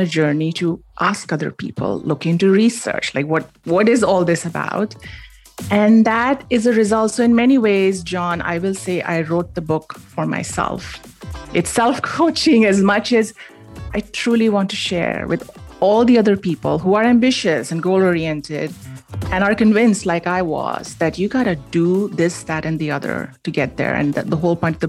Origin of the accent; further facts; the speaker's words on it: Mumbai, Maharashtra, India; moved away as an adult; now in United States; I grew up in Bombay. It's now called Mumbai. And I moved to the United States for a grad degree in computer science, and I stayed on